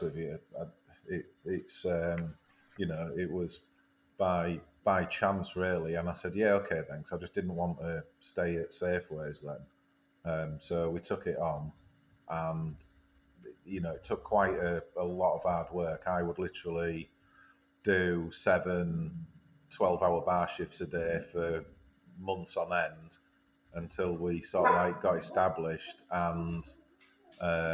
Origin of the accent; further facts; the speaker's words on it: Filey, Yorkshire and the Humber, United Kingdom; also born or lived in Newcastle; growing up in Filey and being close to Scarborough and Whitby and Bridlington and the Yorkshire Riviera